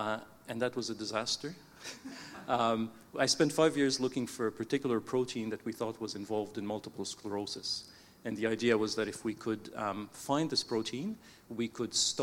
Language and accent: English; Canada; I was born in Canada to parents who had emigrated from Egypt. So both my parents were Egyptian. So when I first grew up, it was in the Coptic Orthodox Church